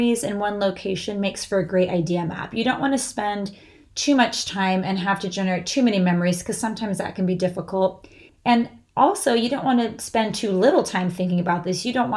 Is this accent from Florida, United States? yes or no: no; California, United States; growing up in California